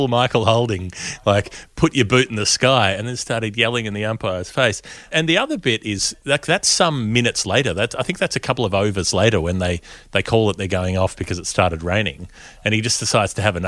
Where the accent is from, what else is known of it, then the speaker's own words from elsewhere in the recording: Australia; we're Australian